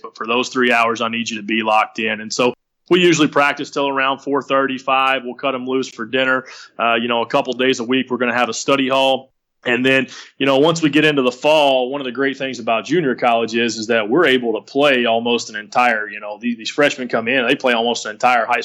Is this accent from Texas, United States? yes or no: yes; West, Texas, United States; moved away; I'm from West Texas. Well, we're at in West Texas. No, West, Texas